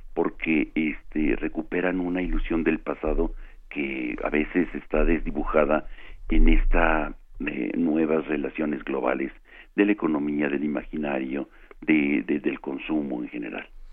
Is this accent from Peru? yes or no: no; Mexico; nosotros como mexicanos